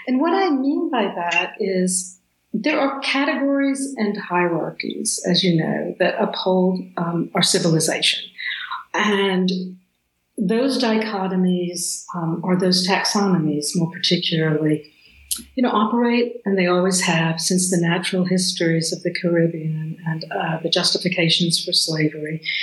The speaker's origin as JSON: {"language": "English", "region": "the South", "country": "United States", "tie": "born or raised there", "said": "growing up in the South"}